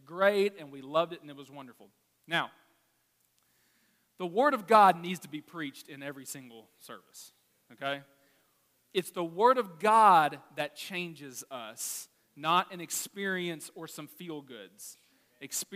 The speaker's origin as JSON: {"language": "English", "region": "Arkansas", "country": "United States", "said": "I'm from Arkansas"}